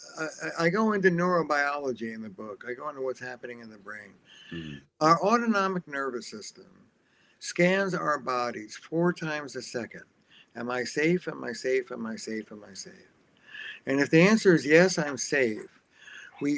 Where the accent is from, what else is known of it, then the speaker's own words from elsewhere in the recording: New Jersey, United States; I'm from Jersey.